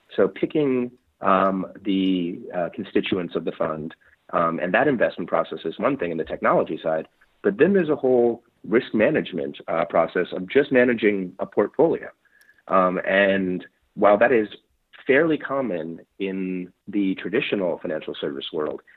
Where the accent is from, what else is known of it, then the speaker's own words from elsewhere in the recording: New York City, New York, United States; I'm a native New Yorker. Um, okay. I grew up in New York City, Manhattan, uh, most of my life.